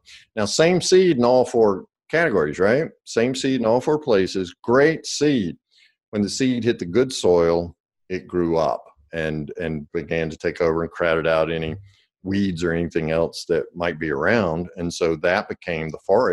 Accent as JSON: {"language": "English", "region": "the South", "country": "United States", "said": "I'm from the South, so we say cussing out"}